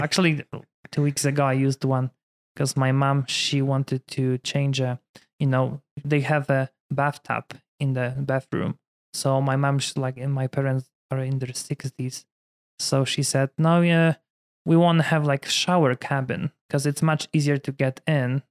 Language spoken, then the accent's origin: English; Poland; English is a second language; moved away as an adult; also born or lived in Michigan, United States; now in Denver, United States; I was born in Poland, different culture.